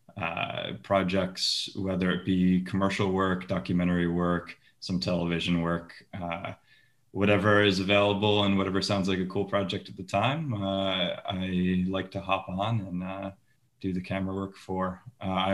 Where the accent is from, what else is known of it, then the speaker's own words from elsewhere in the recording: Liverpool, New York, United States; moved away as an adult; also born or lived in Los Angeles, United States; now in Bruges, Belgium; I'm from Liverpool, New York, upstate New York, just down the road from where you're from